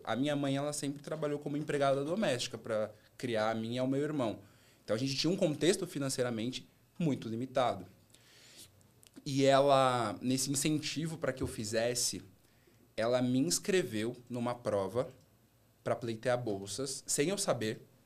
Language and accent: Portuguese; São Paulo, Brazil; moved away as an adult; also born or lived in Rio de Janeiro / Salvador; Minha adolescência e minha infância foram estudando ali no Grajaú